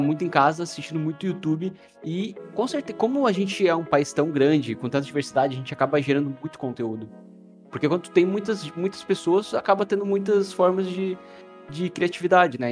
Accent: Rio Grande do Sul, Brazil; Ah, eu sou gaúcho. A gente tem uma cultura muito forte.

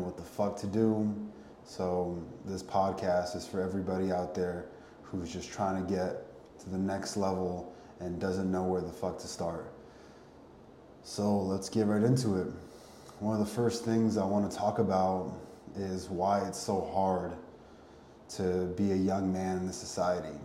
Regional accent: Connecticut, United States; Ended up moving back to Connecticut, my hometown

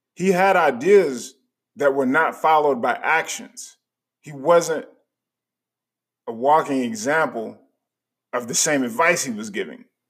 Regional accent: United States; also born or lived in Chicago, Illinois / Charlotte, North Carolina; the people that were around me when I was growing up in Chicago and in Charlotte

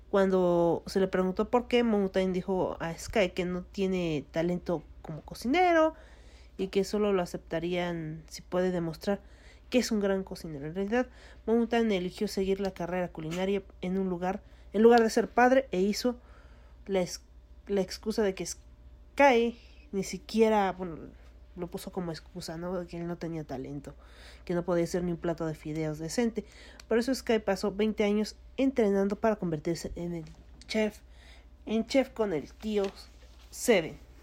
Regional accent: Mexico; soy mexicano

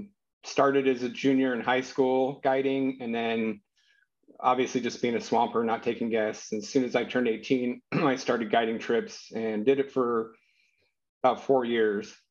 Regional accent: Salmon River, Idaho, United States; I grew up right on the Salmon River

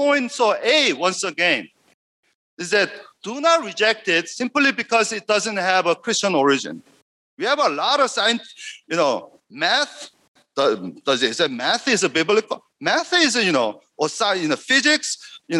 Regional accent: South Korea; English is a second language; now in United States

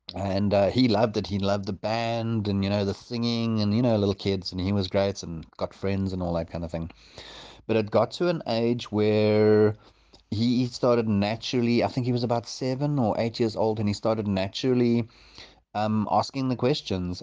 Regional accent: South Africa; also born or lived in Johannesburg; now in Port Elizabeth, South Africa; I grew up in Valcom and then moved up to Joburg and, um, and then, and then down here

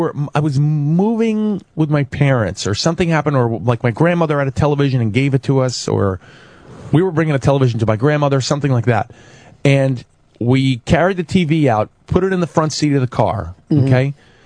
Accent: New York City, New York, United States; I grew up in Chelsea. I grew up on 17th and 7th.

